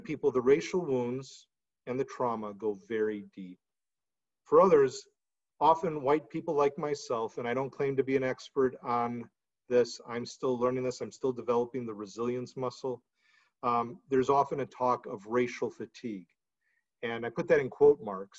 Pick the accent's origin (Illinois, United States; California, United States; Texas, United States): Illinois, United States; Chicago; now in Pacific Northwest, United States; I'm from the Chicago area